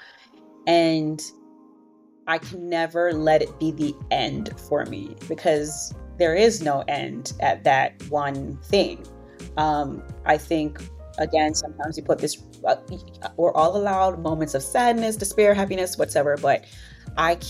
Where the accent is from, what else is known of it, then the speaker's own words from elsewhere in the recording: New York City, New York, United States; growing up in Brooklyn, New York, in a Caribbean community